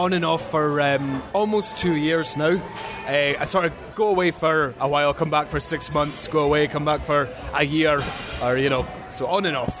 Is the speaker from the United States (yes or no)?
no; Scotland, United Kingdom; moved away as an adult; That's more than correct, yes, from Scotland.